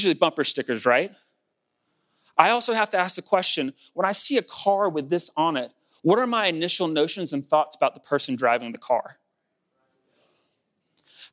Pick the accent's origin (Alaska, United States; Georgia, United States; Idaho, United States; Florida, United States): Georgia, United States; South; It's because I grew up in the state of Georgia. It's because that's a representative of growing up in South Georgia.